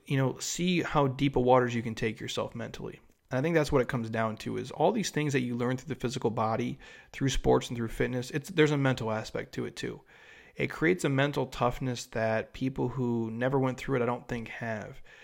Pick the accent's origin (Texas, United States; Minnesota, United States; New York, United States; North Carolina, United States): Minnesota, United States; I grew up in Minnesota